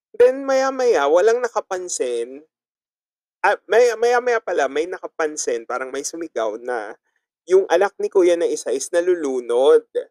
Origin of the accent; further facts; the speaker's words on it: Ticao Island, Bicol Region, Philippines; sa probinsya namin sa Tikau Island